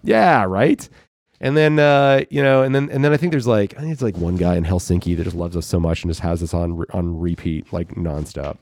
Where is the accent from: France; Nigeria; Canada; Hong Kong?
Canada; Thornhill, Ontario; moved away; also born or lived in Guelph, Ontario; my own experience growing up in Thornhill